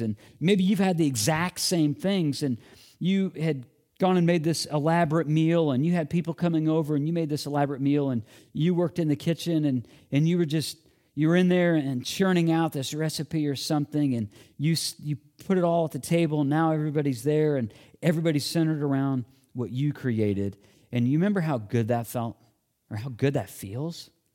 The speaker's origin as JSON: {"language": "English", "region": "Illinois", "country": "United States", "tie": "born or raised there", "moved": "yes", "said": "my school age years in growing up in Illinois"}